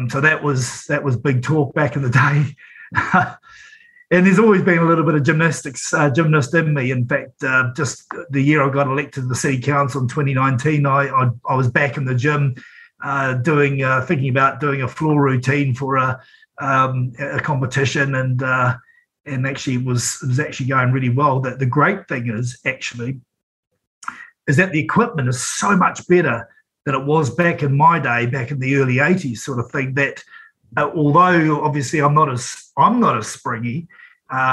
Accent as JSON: {"language": "English", "town": "Napier", "region": "Hawke's Bay", "country": "New Zealand", "tie": "born or raised there", "also_born_or_lived": "Wellington", "moved": "yes", "said": "I'm born and bred in Napier"}